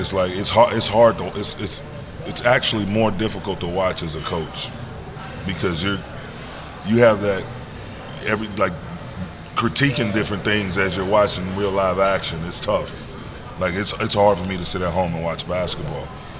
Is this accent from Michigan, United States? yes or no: yes; Saginaw, Michigan, United States; I'm from Michigan originally. The rich history of basketball within that state. Being from the city of Saginaw and all the great players I saw coming up from Saginaw to Flint, Detroit, Grand Rapids, Kalamazoo, guys all over that state